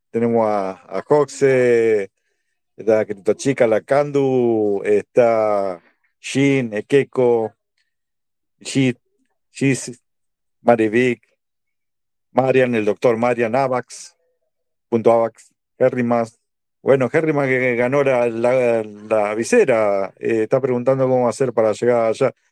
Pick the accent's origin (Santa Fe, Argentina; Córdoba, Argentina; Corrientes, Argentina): Santa Fe, Argentina; Rosario; Pero, que soy, de, Rosario y al toque te lo dan. puedo decir, soy de acá de Rosario.